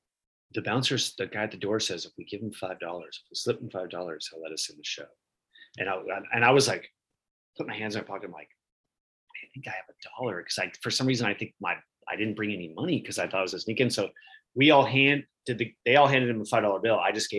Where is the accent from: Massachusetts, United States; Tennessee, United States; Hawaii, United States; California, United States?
California, United States; Orange County; also born or lived in Eugene, Oregon; I grew up in Orange County and I'd moved to Eugene, Oregon to go to school at the University of Oregon.